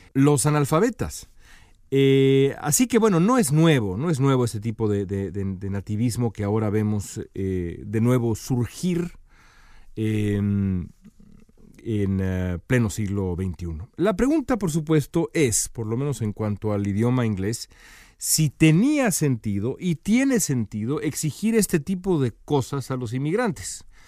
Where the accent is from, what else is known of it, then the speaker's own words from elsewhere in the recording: Mexico; todos nosotros somos mexicanos